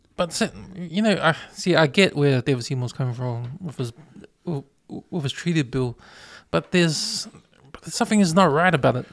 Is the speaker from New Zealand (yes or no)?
yes; New Zealand; born or raised there